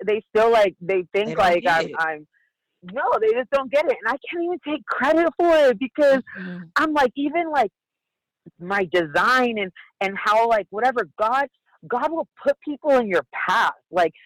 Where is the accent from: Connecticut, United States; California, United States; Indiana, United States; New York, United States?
California, United States; San Diego; I'm from San Diego, California